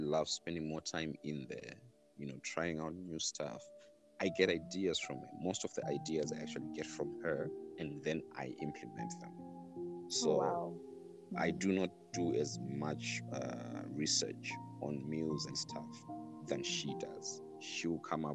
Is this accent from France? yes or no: no; South Africa; moved away; my background also goes back to being South African. And when I look at South Africa, even every time that I go there, you know, go home